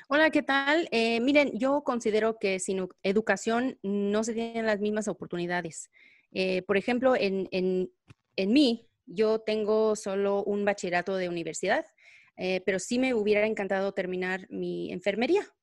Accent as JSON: {"language": "Spanish", "region": "Texas", "country": "United States", "tie": "born or raised there", "also_born_or_lived": "Mexico / Guadalajara", "said": "yo llegué aquí a los tres años y obviamente aquí me criaron"}